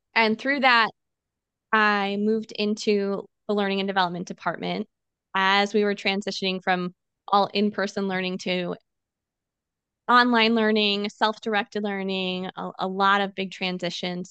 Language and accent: English; Illinois, United States; moved away as an adult; now in San Diego, United States; I grew up in Illinois